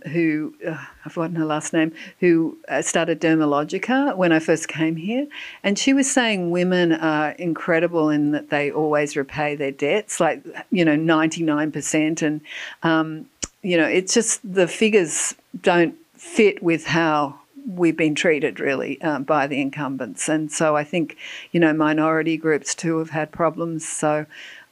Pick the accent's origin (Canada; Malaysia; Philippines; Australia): Australia; moved away; I'm originally Australian